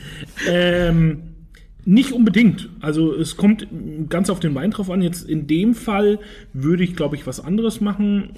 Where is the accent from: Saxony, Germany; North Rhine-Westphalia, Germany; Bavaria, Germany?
Bavaria, Germany; Franconia; now in Hamburg, Germany; meine Heimat sozusagen, ins schöne Frankenland, äh, direkt nach Würzburg